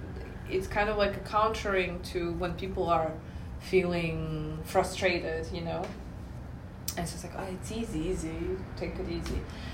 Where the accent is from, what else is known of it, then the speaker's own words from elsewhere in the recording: Moscow, Russia; English is a second language; moved away; also born or lived in United States; I grew up in Moscow and then I lived in the US, and US is worse.